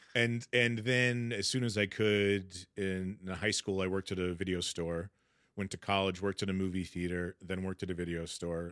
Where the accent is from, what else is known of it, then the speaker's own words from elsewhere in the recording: Sacramento, California, United States; moved away; I grew up in Sacramento, middle class family